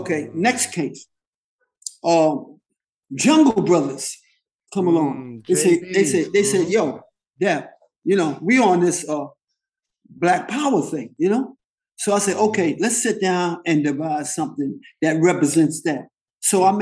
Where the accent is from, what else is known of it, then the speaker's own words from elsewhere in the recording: New York City, New York, United States; I come from East Harlem. The buildings that I grew up in were so dilapidated